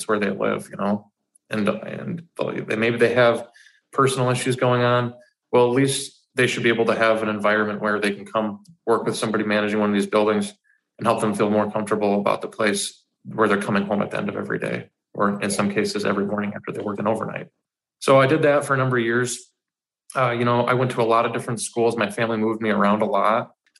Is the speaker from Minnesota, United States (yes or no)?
yes; Forest Lake, Minnesota, United States; So I'm 28 years old right now. And I've had a lot happen in the last 28 years. I primarily say I grew up in Forest Lake, but I've lived I've lived in countless different cities ar